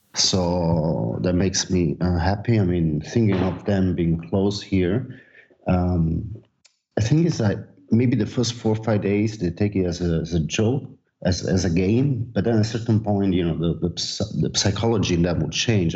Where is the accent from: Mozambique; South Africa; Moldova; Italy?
Italy; Naples, Campania; now in Barcelona, Spain; I'm from Napoli